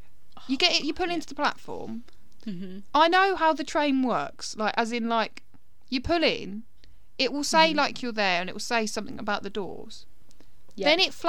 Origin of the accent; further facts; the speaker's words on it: United Kingdom; As British people